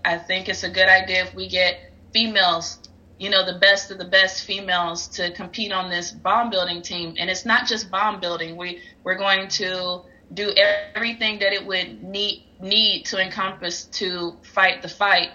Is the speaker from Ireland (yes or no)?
no; Albany, Georgia, United States; moved away as an adult; now in United Kingdom; Born and raised in Albany, proud to be an Albany native